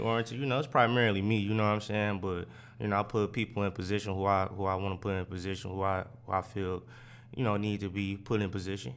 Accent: Oak Park, Michigan, United States; also born or lived in Detroit; I grew up in Oak Park.

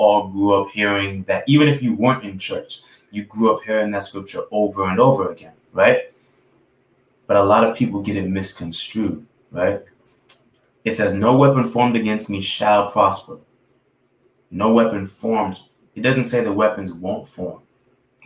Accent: New York City, New York, United States; I'm a kid from New York City. I'm from Brooklyn.

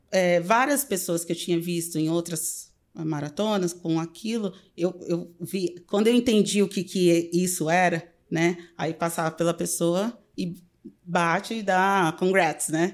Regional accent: Pirapozinho, São Paulo, Brazil; moved away as an adult; also born or lived in Peru / Mexico / Miami; now in Chicago, United States; eu sou do interior de São Paulo

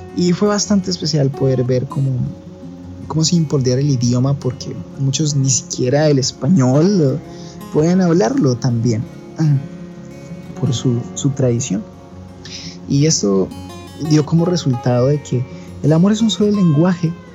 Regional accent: Colombia; moved away; also born or lived in Ecuador; yo nací en Ecuador y crecí en Colombia

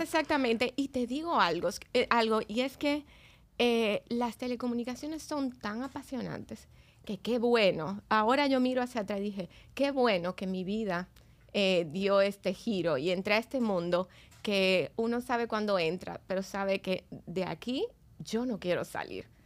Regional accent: Dominican Republic; yo soy dominicana, más dominicana que el plátano. este, y bueno, he vivido aquí casi toda mi vida.

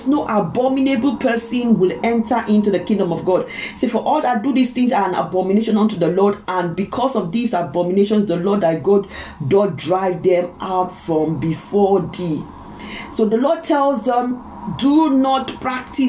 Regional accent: Ozoro, Delta, Nigeria; I'm a Nigerian, I come from Delta State, Isoko from Ozoro town

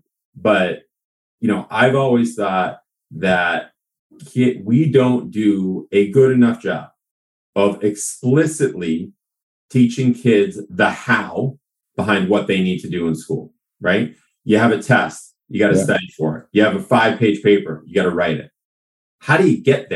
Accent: Newton, Massachusetts, United States; also born or lived in New York City; I'm originally from Newton, Massachusetts

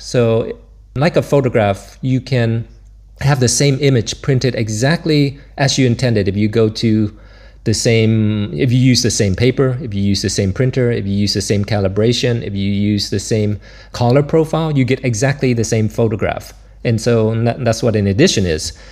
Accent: Florida, United States; moved away as an adult; also born or lived in Vietnam / New York; now in Brussels, Belgium; I grew up in Florida, and so I used to see the space shuttle come and go

